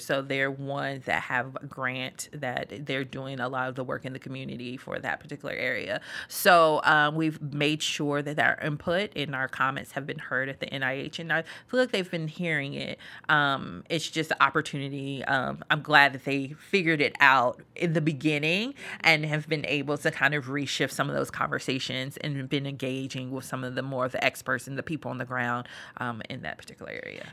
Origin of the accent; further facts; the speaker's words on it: Greensboro, North Carolina, United States; moved away; I'm originally from Greensboro, North Carolina, born and raised